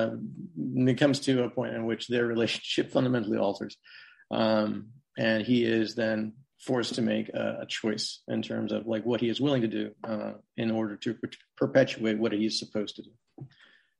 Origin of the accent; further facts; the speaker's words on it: Portland, Oregon, United States; I grew up in Portland. Left for college, came back.